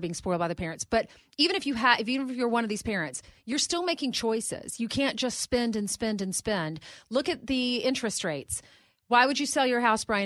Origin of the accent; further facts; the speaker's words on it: South Carolina, United States; moved away; I grew up in South Carolina